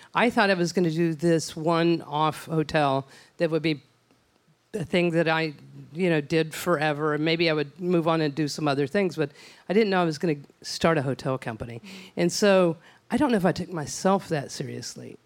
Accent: Odessa, Texas, United States; I'm from West Texas, and, uh, in my hometown of beautiful Odessa

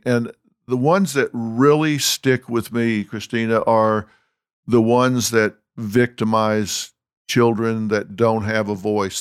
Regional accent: Texas, United States; also born or lived in Los Angeles; I'm from Texas

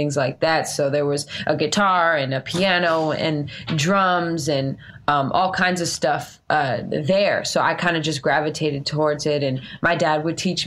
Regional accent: Vallejo, California, United States; I was born and raised in the Bay Area, California, in Vallejo

